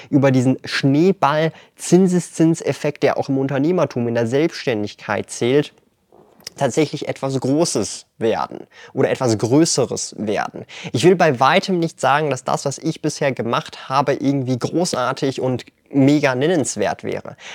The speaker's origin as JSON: {"language": "German", "country": "Switzerland", "said": "Ich verwende als Schweizer den Aktienbroker Swissquote."}